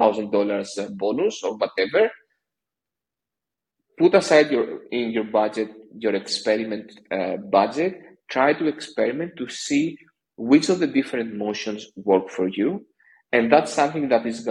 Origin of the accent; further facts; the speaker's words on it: Greece; I'm from Greece